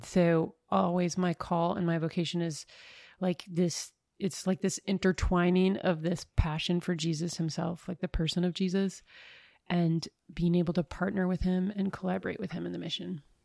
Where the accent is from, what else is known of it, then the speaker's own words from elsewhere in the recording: northern Minnesota, United States; moved away; am originally from northern Minnesota.